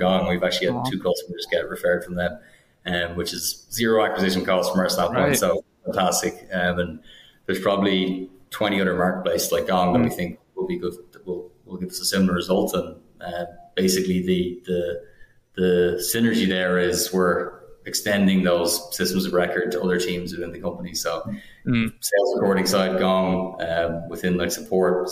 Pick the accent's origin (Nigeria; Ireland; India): Ireland; now in United States; We're from Ireland originally